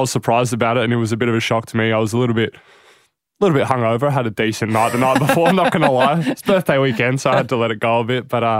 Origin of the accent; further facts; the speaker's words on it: Adelaide, South Australia, Australia; born there; So both my parents are born and raised in Greece for the most part. And I was born in Adelaide and here I am.